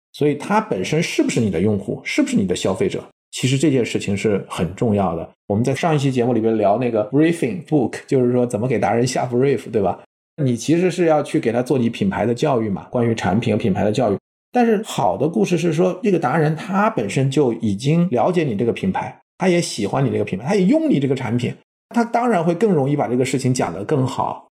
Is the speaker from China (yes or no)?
yes; China; 我们中国人